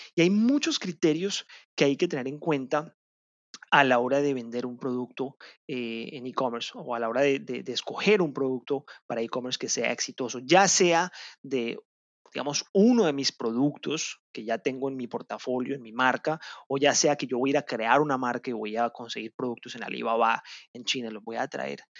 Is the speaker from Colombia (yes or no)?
yes; Colombia; en mi país, en Colombia